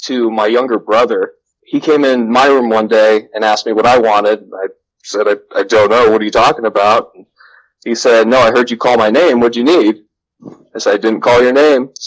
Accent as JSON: {"language": "English", "town": "West Des Moines", "region": "Iowa", "country": "United States", "tie": "born or raised there", "said": "I grew up in Valley Junction in West Des Moines, Iowa, from like 1990 to about 1998."}